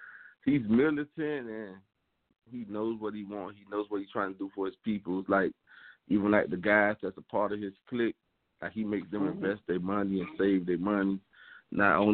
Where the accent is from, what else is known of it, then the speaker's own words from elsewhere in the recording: Miami, Florida, United States; I'm from Overtown, Miami, which is like one of the most like poorest neighborhoods in the city of Miami